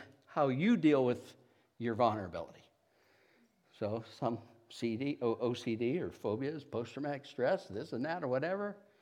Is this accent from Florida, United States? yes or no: no; Niles, Ohio, United States; I grew up around Niles, Youngstown area.